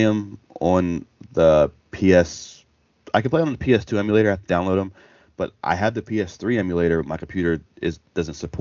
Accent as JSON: {"language": "English", "town": "Baltimore", "region": "Maryland", "country": "United States", "tie": "born or raised there", "said": "I grew up in Baltimore"}